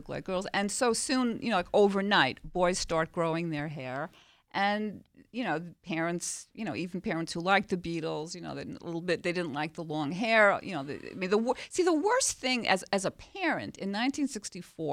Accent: New York City, New York, United States; I grew up in Queens, New York

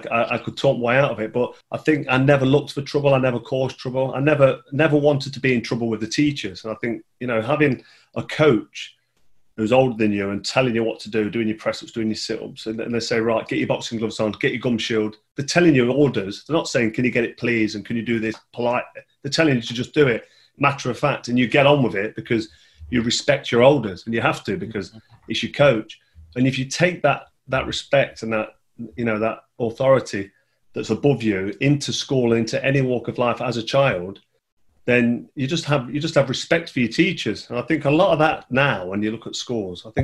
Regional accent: Nottingham, East Midlands, United Kingdom; I grew up in Colwick in Nottingham, which is quite a nice place.

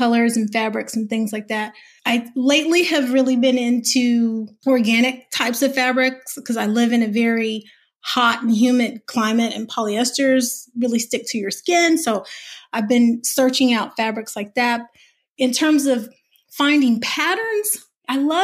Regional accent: the South, United States; I'm a Southerner

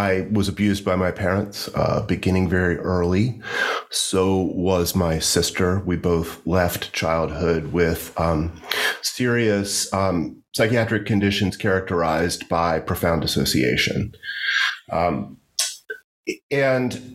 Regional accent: Hampton Roads region of Virginia, United States; moved away as an adult; also born or lived in Washington, D.C.; now in Richmond, United States; I grew up in the Hampton Roads region of Virginia, near the coast

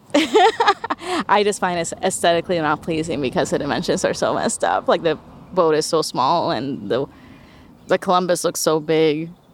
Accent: Bayamón, Puerto Rico; I'm originally from Bayamon, Puerto Rico, which is 20 minutes west of San Juan.

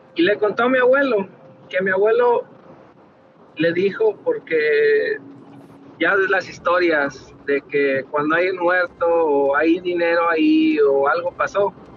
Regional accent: Torreón, Coahuila, Mexico; now in Dallas, United States; nosotros somos ah, originarios de Coahuila, de Torreón.

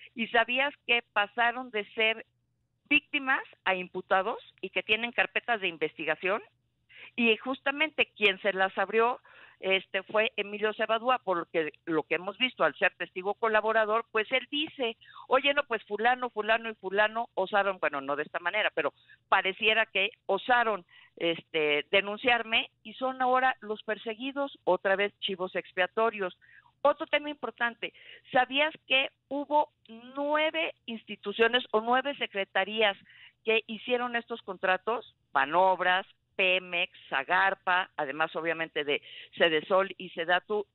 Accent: Mexico; nos importa a todos los mexicanos

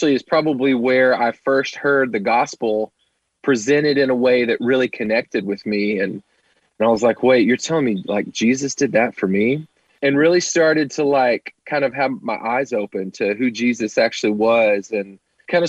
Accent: Cookeville, Tennessee, United States; I grew up in Cookeville, Tennessee

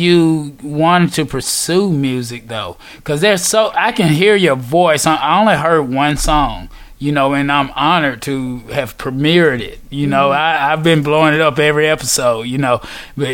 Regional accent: Covington, Georgia, United States; where I grew up in Covington

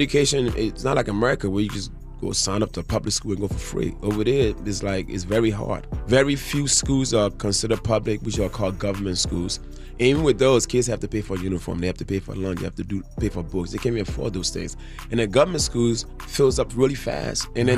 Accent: Philadelphia, Pennsylvania, United States; I was raised in the East Coast, Philly.

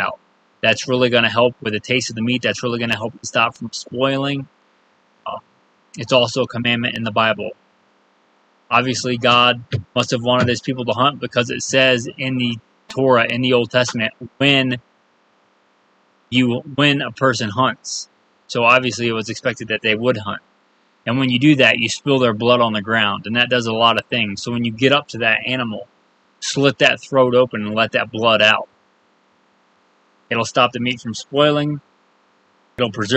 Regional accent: East Coast, United States; moved away; growing up on the East Coast and going out west

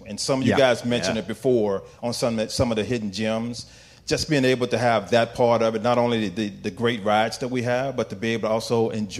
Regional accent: Virginia, United States; So I'm originally from Virginia.

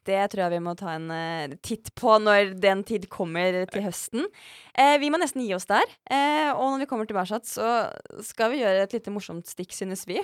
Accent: Mjøsa region, Innlandet, Norway; der jeg kommer fra

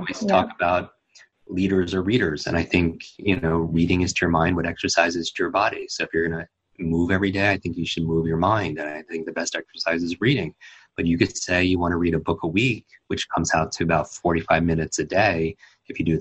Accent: Northeast, United States; I grew up in the Northeast

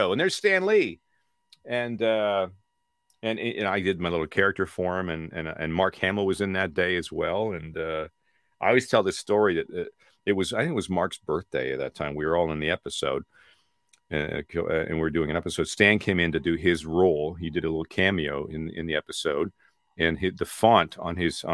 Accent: Peterborough, Ontario, Canada; moved away as an adult; now in Los Angeles, United States; I was just a kid from my hometown of Peterborough

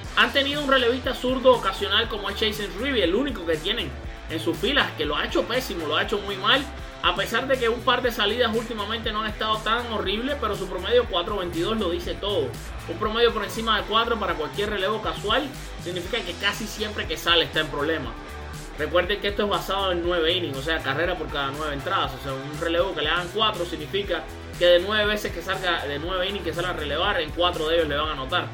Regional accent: Matanzas, Cuba; cubano como yo, sino que también es matancero como yo, de mi, de mi pueblo, de mi ciudad, Matanzas.

